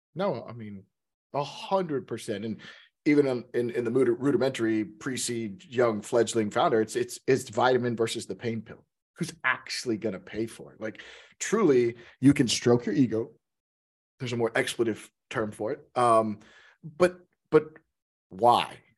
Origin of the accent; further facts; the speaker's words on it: Texas, United States; now in Seattle, United States; I'm from Texas, so I'm from the South